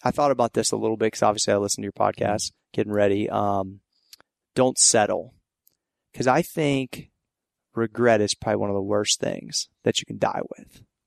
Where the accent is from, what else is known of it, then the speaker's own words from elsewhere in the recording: Ohio Valley, United States; it started from my hometown. I wanted Ohio Valley kids